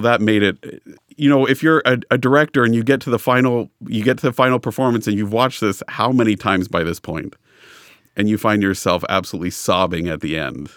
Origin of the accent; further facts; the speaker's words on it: Los Angeles, California, United States; I grew up in Los Angeles